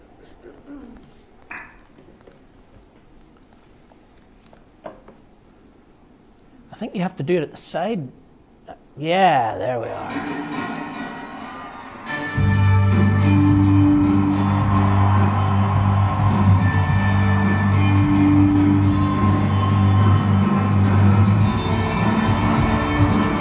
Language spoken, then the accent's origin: English; Ballymena, Northern Ireland, United Kingdom; also born or lived in Belfast; I'm from Ballymena, which is like being from the Bible Belt